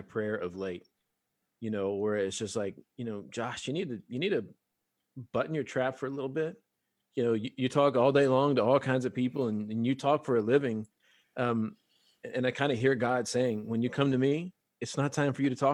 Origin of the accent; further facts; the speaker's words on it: South Louisiana, United States; we're from South Louisiana